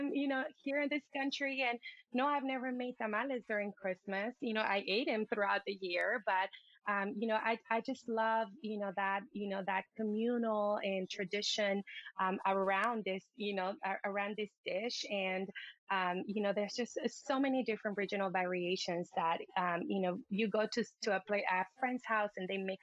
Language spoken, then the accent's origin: English; Puerto Vallarta, Jalisco, Mexico; growing up in Puerto Vallarta